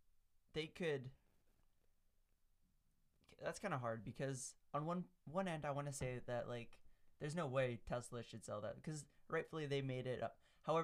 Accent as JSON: {"language": "English", "country": "Canada", "said": "But we're Canadian, so we don't talk about the U.S."}